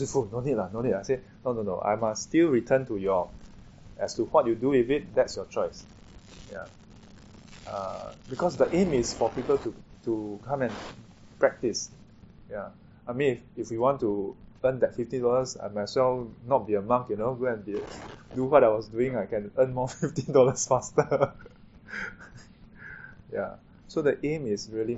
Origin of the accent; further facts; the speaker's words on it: Singapore; I'm a Singaporean